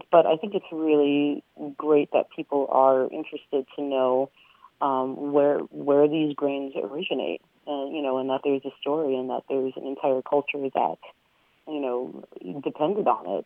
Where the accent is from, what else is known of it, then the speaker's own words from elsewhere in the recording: Venezuela; born there; I'm actually an Andean native from South America. I was born in Venezuela